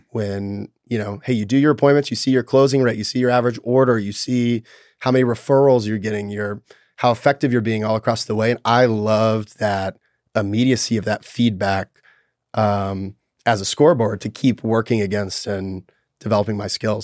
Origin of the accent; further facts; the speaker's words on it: Nashville, Tennessee, United States; I was born in Nashville, Tennessee